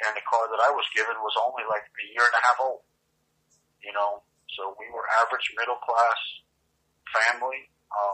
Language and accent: English; United States; I was growing up here in a way, more American